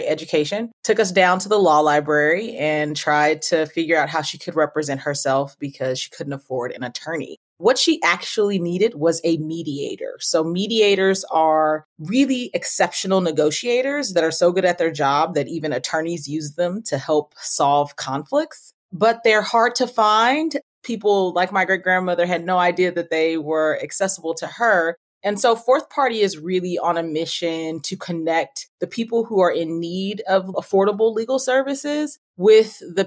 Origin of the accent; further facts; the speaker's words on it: Oakland, California, United States; moved away as an adult; also born or lived in Atlanta / Philadelphia; I am a proud Oakland, California native. I grew up in Oakland